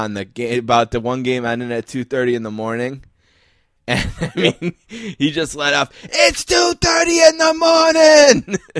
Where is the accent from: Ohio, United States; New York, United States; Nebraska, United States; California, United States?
New York, United States; Buffalo; I'm from Buffalo, New York. It's 500 miles from the city.